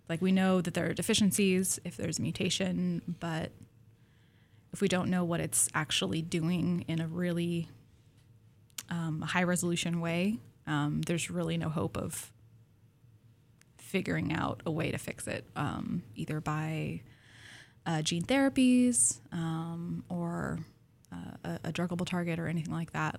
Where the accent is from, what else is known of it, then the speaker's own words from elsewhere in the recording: Pacific Northwest, United States; I grew up in the Pacific Northwest